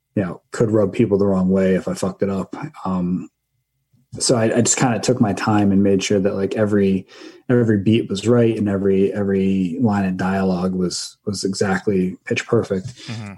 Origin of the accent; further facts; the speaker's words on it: northern Jersey Shore, Raritan Bay, New Jersey, United States; so I grew up in New Jersey, um, on the northern part of the Jersey Shore